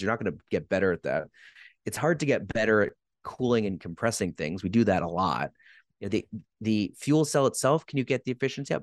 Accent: Quebec, Canada; I'm from Quebec

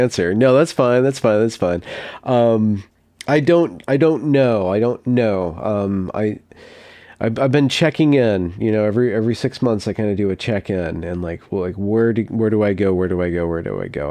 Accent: California, United States; I grew up in California

